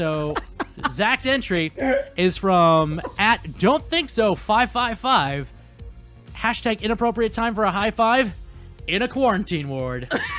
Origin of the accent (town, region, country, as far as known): Frederick, United States; born or raised there